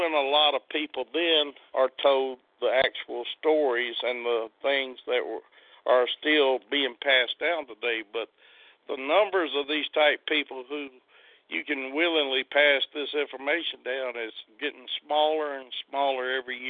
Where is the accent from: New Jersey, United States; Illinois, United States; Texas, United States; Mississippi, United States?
Mississippi, United States; I'm Choctaw from the Mississippi Choctaw.